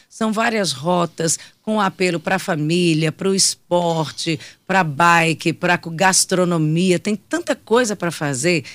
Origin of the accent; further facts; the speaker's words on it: Teresina, Piauí, Brazil; eu falo como teresinense